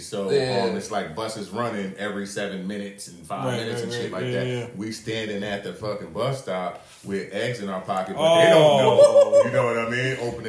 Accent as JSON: {"language": "English", "town": "Newark", "region": "New Jersey", "country": "United States", "tie": "born or raised there", "said": "I'm from Newark, New Jersey, or Essex County, New Jersey, right?"}